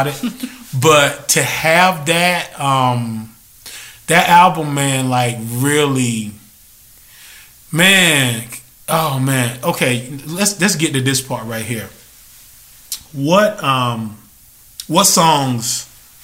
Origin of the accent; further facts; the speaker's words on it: North Carolina, United States; I'm growing up in North Carolina.